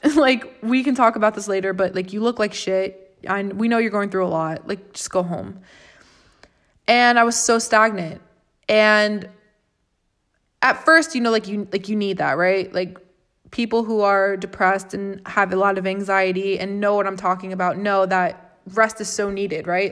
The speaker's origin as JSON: {"language": "English", "region": "Florida", "country": "United States", "tie": "born or raised there", "said": "I'm from Florida. I'm born and raised and have lived in Florida for twenty-three years"}